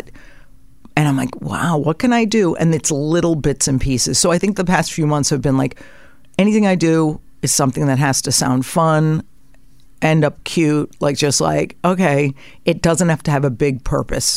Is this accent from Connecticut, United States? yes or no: yes; Connecticut, United States; I grew up in Connecticut